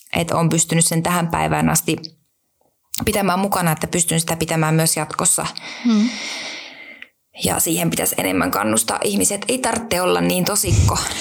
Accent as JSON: {"language": "Finnish", "town": "Mikkeli", "region": "South Savo", "country": "Finland", "tie": "born or raised there", "also_born_or_lived": "Helsinki capital region", "moved": "yes", "said": "mä oon kasvanut Mikkelissä"}